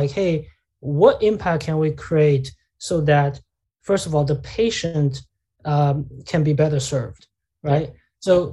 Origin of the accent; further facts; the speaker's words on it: China; moved away; I grew up in China